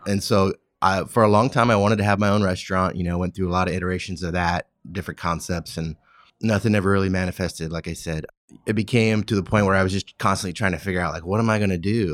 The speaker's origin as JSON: {"language": "English", "region": "California", "country": "United States", "tie": "born or raised there", "said": "I grew up in California"}